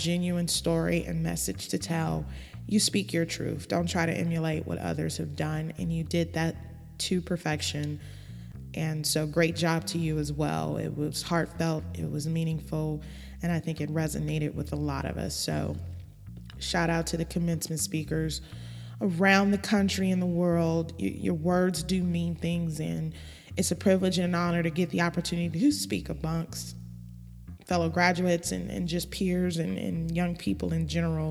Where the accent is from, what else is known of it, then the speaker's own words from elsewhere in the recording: Los Angeles, California, United States; moved away as an adult; also born or lived in Baton Rouge; I grew up and born and raised in Los Angeles